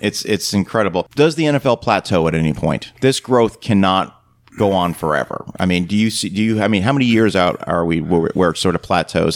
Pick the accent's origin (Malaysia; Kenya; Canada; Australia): Canada; now in United States; growing up in Canada, basketball wasn't really popular. When I moved to the United States